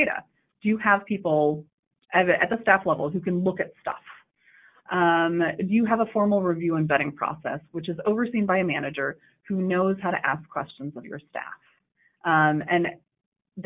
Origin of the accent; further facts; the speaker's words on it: Davis, California, United States; I am from Davis